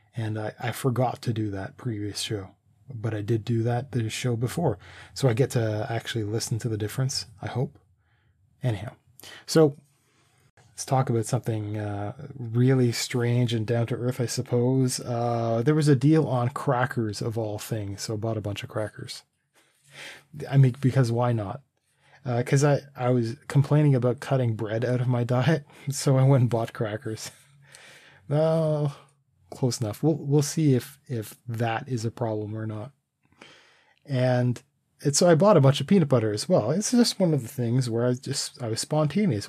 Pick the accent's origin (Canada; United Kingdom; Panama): Canada; we're Canadian